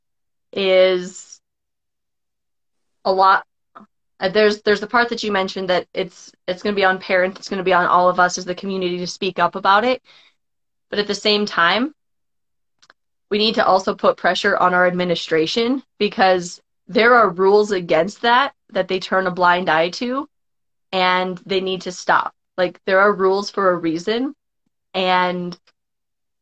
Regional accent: Cheyenne, Wyoming, United States; I grew up on the South Side

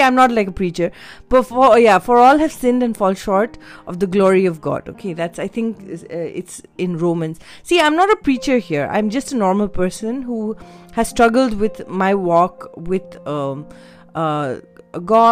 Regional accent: Delhi, India; also born or lived in Mussoorie, Uttarakhand; I grew up in Delhi Bible Fellowship. That was the church that my parents went

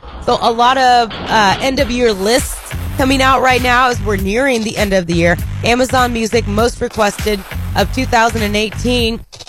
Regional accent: Indiana, United States; now in Arkansas, United States; I'm from Indiana.

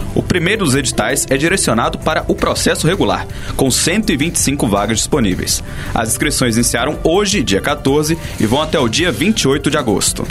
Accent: Brazil; eu particularmente sou brasileiro

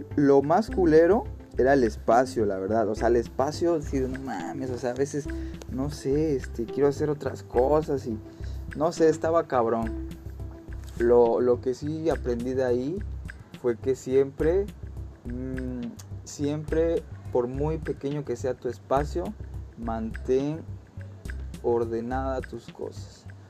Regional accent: Mexico; also born or lived in Playa del Carmen; Como buen mexicano

